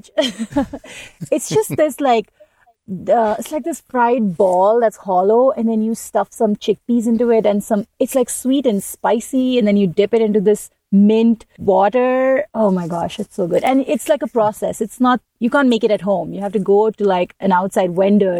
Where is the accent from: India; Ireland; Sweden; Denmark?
India; I'm coming from India